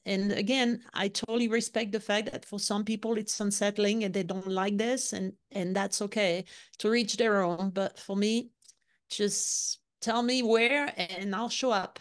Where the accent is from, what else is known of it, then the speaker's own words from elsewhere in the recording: Lyon, Auvergne-Rhône-Alpes, France; English is a second language; moved away as an adult; also born or lived in London / Florida; I was born and raised in Lyon, in the southeast of France